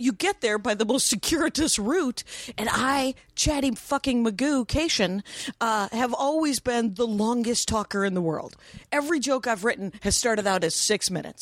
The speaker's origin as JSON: {"language": "English", "region": "Wisconsin", "country": "United States", "also_born_or_lived": "Minneapolis, Minnesota", "moved": "as an adult", "lives_now": "Los Angeles, United States", "said": "I'm from Wisconsin."}